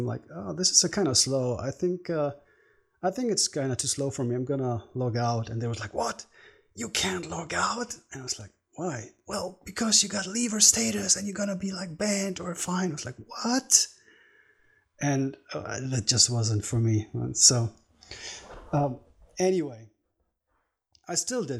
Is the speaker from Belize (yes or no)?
no; Germany; I'm from Germany.